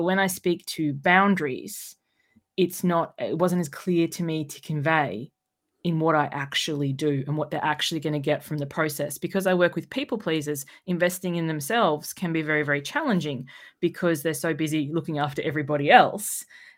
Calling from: Sydney, New South Wales, Australia; I'm joining you from Sydney, Australia.

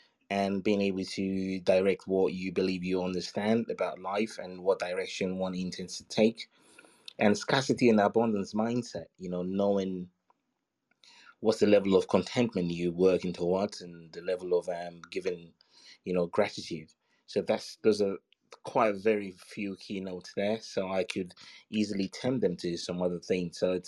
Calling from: London, United Kingdom; From London.

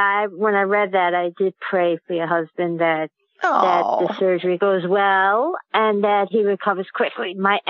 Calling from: New York, United States; I'm calling from Queens, New York.

